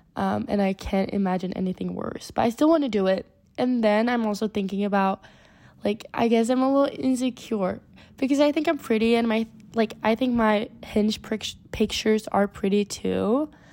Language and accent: English; Sweden; I'm from Sweden, if I have a little accent.